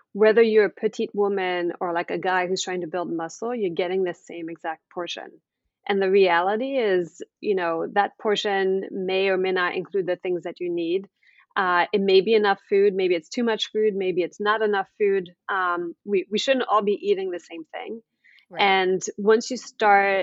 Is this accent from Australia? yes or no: no; France; now in United States; I'm actually originally from France. I've been living in the US for about 20 years.